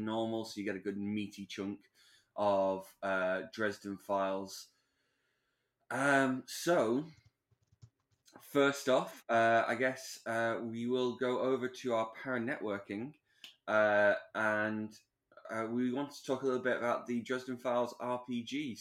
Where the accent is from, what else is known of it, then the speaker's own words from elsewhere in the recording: Manchester, North West England, United Kingdom; Manchester, which is kind of my hometown